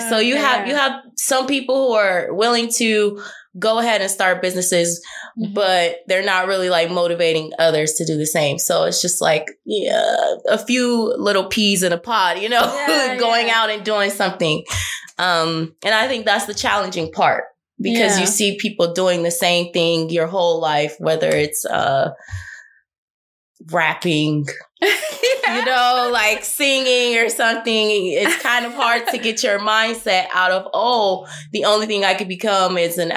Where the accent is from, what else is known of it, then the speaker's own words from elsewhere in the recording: Milwaukee, Wisconsin, United States; moved away as an adult; also born or lived in California; now in London, United Kingdom; I am from Wisconsin, Milwaukee, Wisconsin